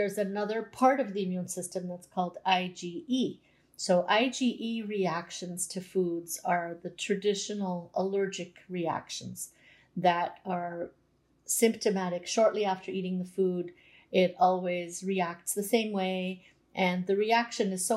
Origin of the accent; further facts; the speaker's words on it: Canada; every generation before me ate like a Croatian, but I was born in Canada.